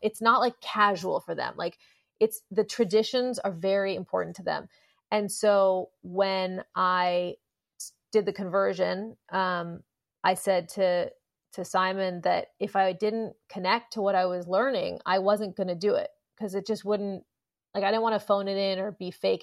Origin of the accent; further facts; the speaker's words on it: Los Angeles, California, United States; Growing up in Los Angeles with a plugged-in parent